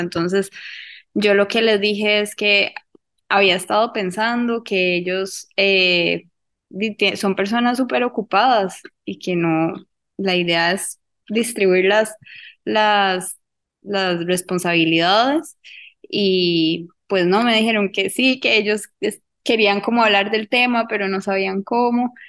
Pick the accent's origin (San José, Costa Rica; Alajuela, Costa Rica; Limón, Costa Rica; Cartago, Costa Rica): Cartago, Costa Rica; yo soy de Cartago, entonces es una pizzería de acá de Cartago